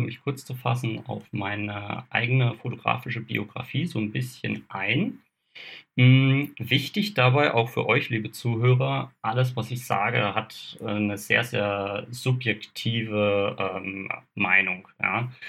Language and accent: German; Kaiserstuhl, Freiburg im Breisgau region, Black Forest, Baden-Württemberg, Germany; Ich bin ursprünglich aus der Region äh, Freiburg-Breisgau äh, Hochschwarzwald, komme da vom Kaiserstuhl, bin hier halt eben auch aufgewachsen